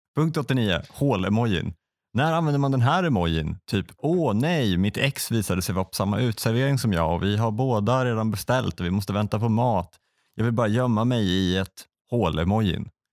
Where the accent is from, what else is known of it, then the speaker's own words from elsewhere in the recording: Västra Götaland, Sweden; det fanns i grannstan där jag växte upp, Åmål